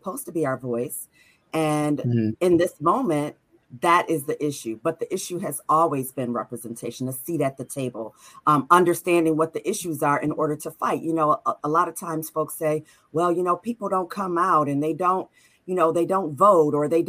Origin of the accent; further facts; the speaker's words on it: Buffalo, New York, United States; I'm from Buffalo. This is my hometown.